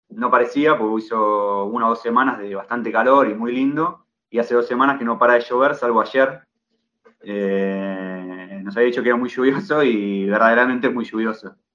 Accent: Vicente López, Buenos Aires Province, Argentina; now in Italy; Eh, estamos acá desde el 31 de diciembre, poquito. Em, venimos de Buenos Aires, Vicente López

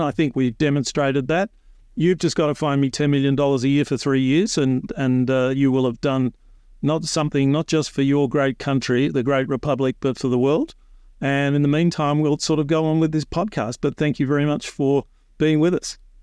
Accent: Australia

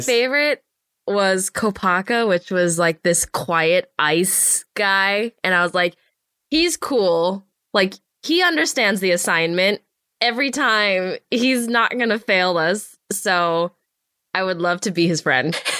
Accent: Los Angeles, California, United States; I grew up in the Los Angeles area

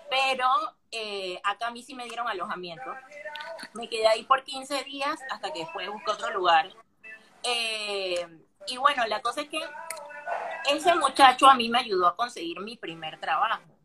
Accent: Panama; moved away as an adult; now in Buenos Aires, Argentina; los panameños somos los argentinos de Centroamérica

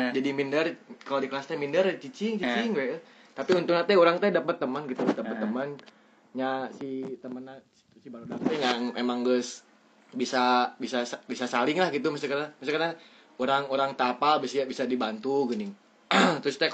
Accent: Subang, West Java, Indonesia; aing orang Subang

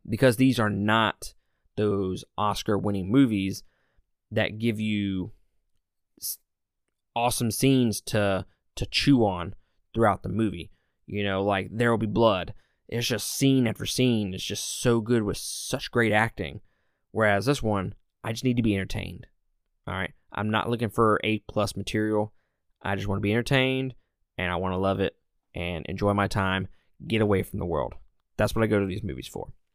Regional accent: Mississippi, United States; I'm from Mississippi, so I can pronounce everything wrong

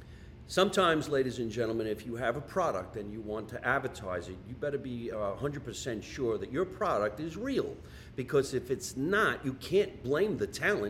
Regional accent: Scotch Plains, New Jersey, United States; accent: New Jersey; my hometown of Scotch Plains, New Jersey.

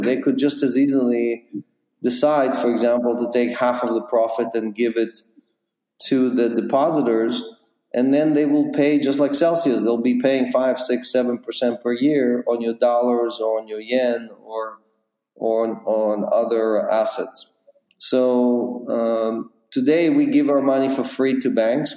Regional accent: Israel; moved away as an adult; also born or lived in Ukraine; now in New York, United States; was born in the Ukraine. I grew up in Israel

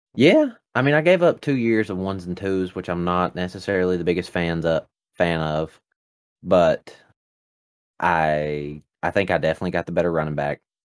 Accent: United States; accent: redneck; my redneck accent.

